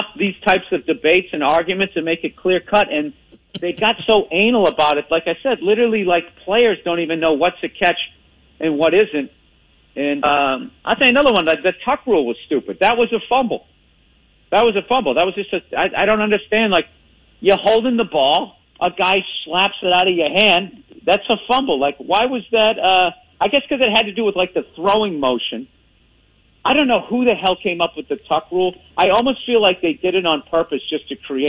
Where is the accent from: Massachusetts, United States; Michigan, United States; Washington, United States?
Massachusetts, United States; Boston; accent: Boston; a Boston accent